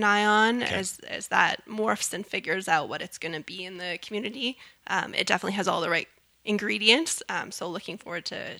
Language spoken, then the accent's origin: English; Canada; we have to stop being so Canadian and brag a little.